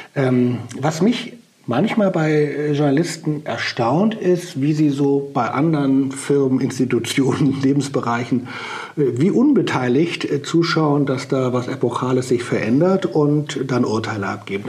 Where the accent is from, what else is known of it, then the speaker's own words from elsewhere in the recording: Germany; bei uns in Deutschland